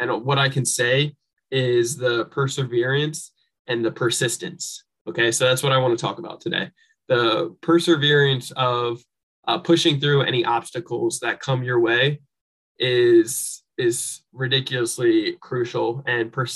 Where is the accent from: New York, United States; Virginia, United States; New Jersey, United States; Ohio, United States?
New Jersey, United States; moved away; I'm originally from New Jersey and grew up with a single parent mom